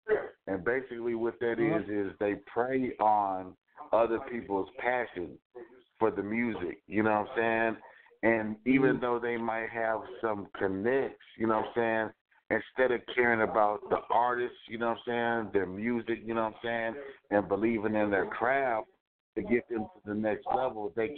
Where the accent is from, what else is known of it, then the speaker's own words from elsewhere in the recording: Killeen, Texas, United States; also born or lived in Syracuse, New York; you know what I'm saying. I was born in Syracuse, New York. I was military transferred, basically. You know, I'm a military brat, so I end up going to Killeen, Texas